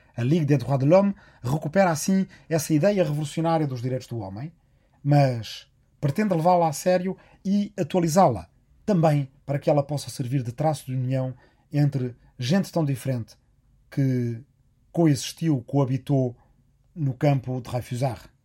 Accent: Arrifana, Ribatejo, Portugal; a minha aldeia de Arrifana, no Ribatejo

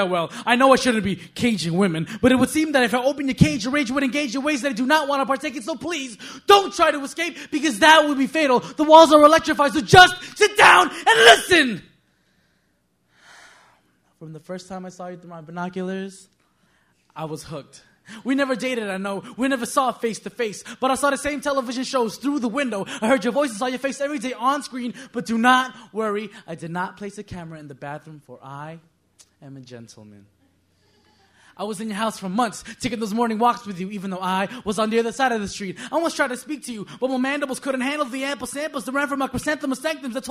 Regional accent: New York City, New York, United States; moved away as an adult; now in Oneonta, United States; I'm from Queens.

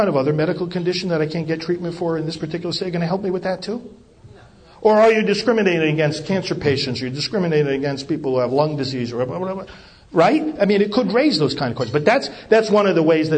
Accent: New York, United States; moved away as an adult; now in Titusville, United States; I'm originally from New York

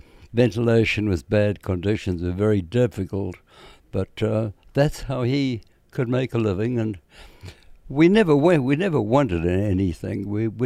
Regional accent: South Africa; basically, I come from a little town in South Africa, not far from Johannesburg, the main commercial city in South Africa. I came from a poor family. My father was a miner.

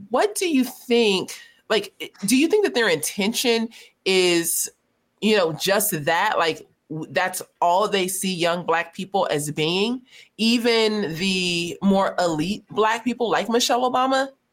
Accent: Los Angeles, California, United States; growing up in South Central Los Angeles

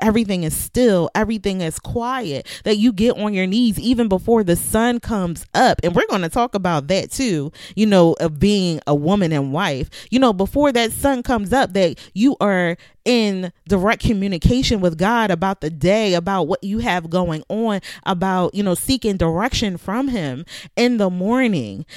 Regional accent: Philadelphia, Pennsylvania, United States; now in Virginia, United States; I'm from Philadelphia

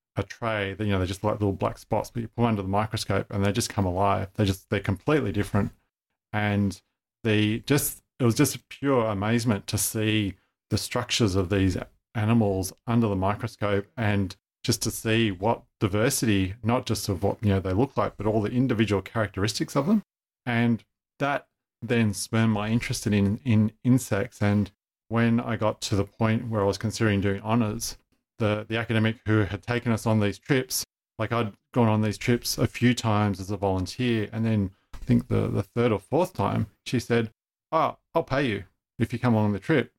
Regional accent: Sydney, New South Wales, Australia; I grew up in Sydney, went to, you know, school in northwest Sydney

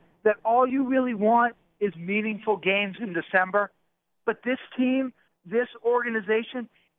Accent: Boston, Massachusetts, United States; So I grew up in Boston

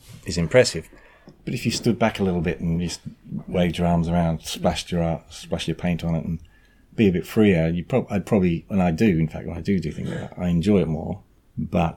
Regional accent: Australia; moved away as an adult; now in England; I grew up in Australia

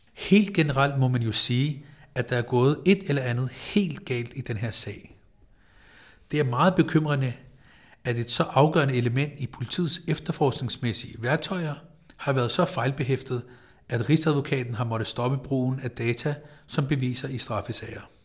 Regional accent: Copenhagen, Capital Region of Denmark, Denmark; jeg er født på Rigshospitalet, at jeg har gået i dansk folkeskole

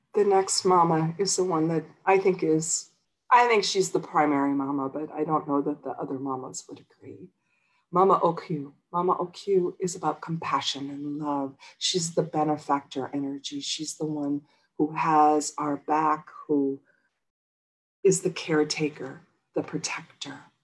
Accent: Midwest near Chicago, Illinois, United States; now in Los Angeles, United States; I grew up in Midwest near Chicago.

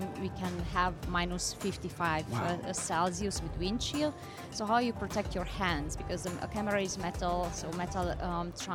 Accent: Hungary; moved away as an adult; also born or lived in New York; I was born in Hungary, and being a girl, I was born behind the Iron Curtain that time

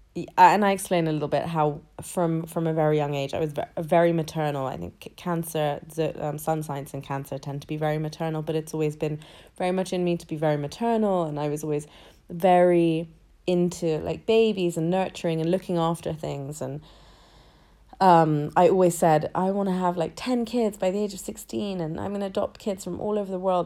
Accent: London, United Kingdom; I was born in London and I was, I've been raised in London my entire life.

